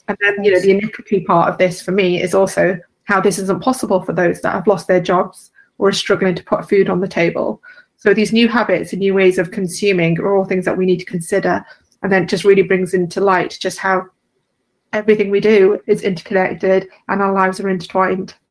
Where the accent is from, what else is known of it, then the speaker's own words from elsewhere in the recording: London, United Kingdom; I'm from London in the UK